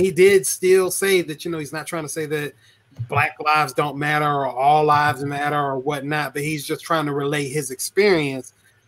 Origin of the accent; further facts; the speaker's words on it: Mississippi, United States; I'm from Mississippi. I experienced racism, a lot of it.